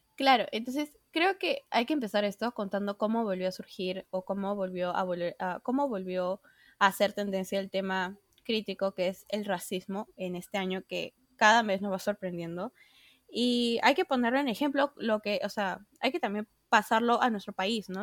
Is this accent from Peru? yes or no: yes; Peru; varias personas acá de nuestro país, de Perú, ahora hablando de nuestra situación como peruanos